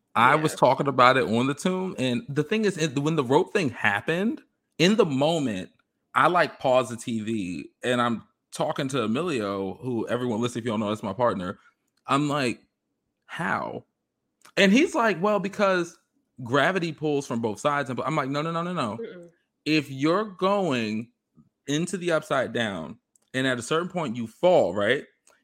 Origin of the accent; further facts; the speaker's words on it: England, United Kingdom; I mean, then and again, I'm an English girl, so I don't know.